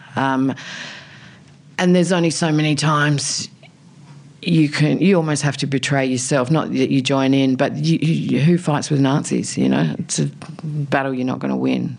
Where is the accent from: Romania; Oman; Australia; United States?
Australia; South Australia; moved away; also born or lived in Alice Springs; I grew up in a tiny country town in South Australia